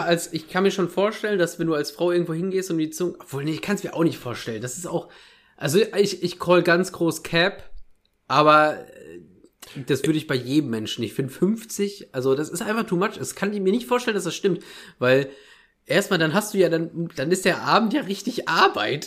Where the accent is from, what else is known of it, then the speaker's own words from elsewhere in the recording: Ruhr area, North Rhine-Westphalia, Germany; meiner Heimat ein bisschen treu bleiben. Ruhrpott, NRW